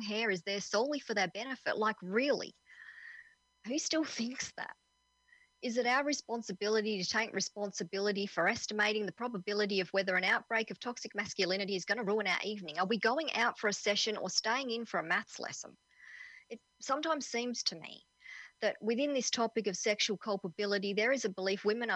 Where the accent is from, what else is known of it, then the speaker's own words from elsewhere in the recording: Perth, Western Australia, Australia; I'm from Perth in Western Australia